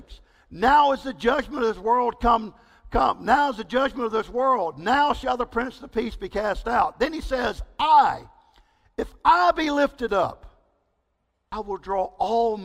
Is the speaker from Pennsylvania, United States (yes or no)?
no; East Texas, United States; also born or lived in Belize; I grew up in East Texas.